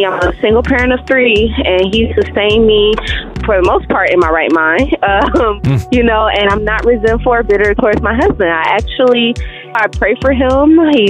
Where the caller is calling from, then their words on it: Arizona, United States; I'm calling from Arizona.